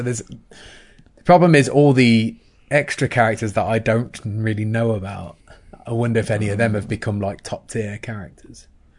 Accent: Coventry, West Midlands, United Kingdom; To answer your question, Tony, I am from Coventry, although my accent is not massively indicative of Coventry.

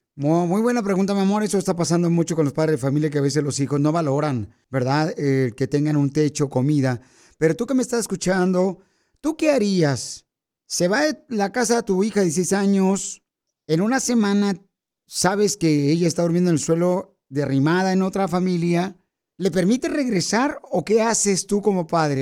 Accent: Jalisco, Mexico; now in United States; venimos de Jalisco, a Estados Unidos

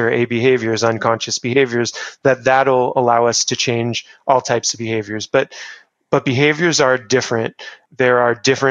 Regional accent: Newport Beach, California, United States; I grew up in Orange County, where it was very relaxed lifestyle in Newport, where I grew up

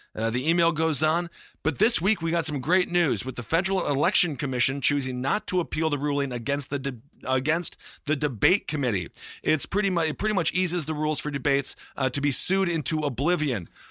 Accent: Stevens Point, Wisconsin, United States; Stevens Point, Wisconsin, my hometown, of twenty-five thousand people

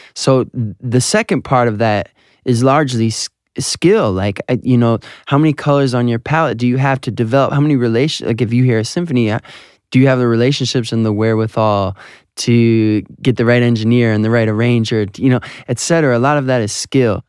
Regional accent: Southfield, Michigan, United States; my hometown, Southfield, Michigan

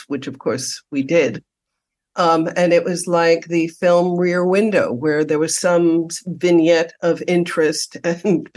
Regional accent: New York City, New York, United States; moved away as an adult; also born or lived in Damascus, Syria; now in Los Angeles, United States; having been born and raised in New York City

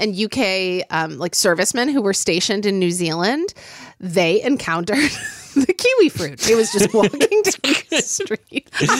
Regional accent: Oklahoma City, Oklahoma, United States; I grew up in Oklahoma City, Oklahoma.

